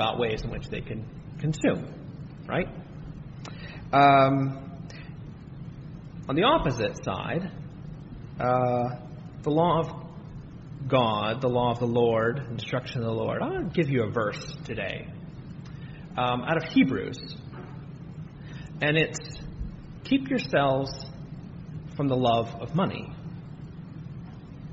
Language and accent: English; United States